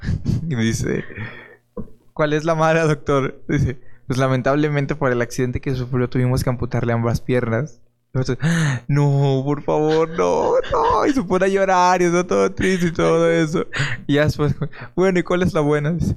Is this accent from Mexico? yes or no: yes; Mexico; somos mexicanos